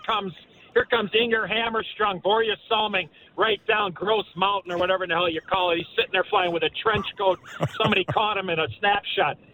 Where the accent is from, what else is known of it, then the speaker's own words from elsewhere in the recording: Chicago, Illinois, United States; my hometown sweater, obviously in Chicago